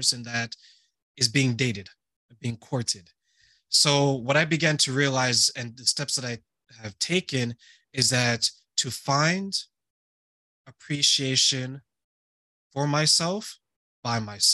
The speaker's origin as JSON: {"language": "English", "region": "Ontario", "country": "Canada", "tie": "born or raised there", "also_born_or_lived": "Montreal, Quebec", "said": "when we moved from Montreal, Quebec to Ontario, I was living with people who were relatively strangers to me"}